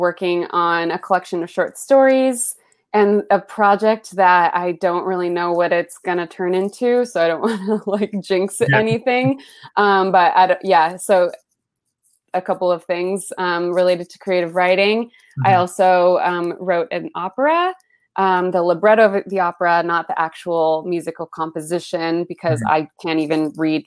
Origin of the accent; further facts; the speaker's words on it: Los Altos, California, United States; first language Spanish; English is a second language; also born or lived in Colombia; I'm from the Bay Area, from a town called Los Altos, sleepy little Bay Area town